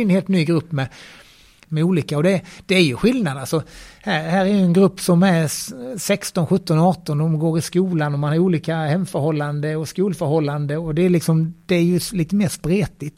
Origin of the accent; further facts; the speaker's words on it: Bromölla, Skåne, Sweden; now in Gothenburg, Sweden; jag kommer ju från Bromölla från början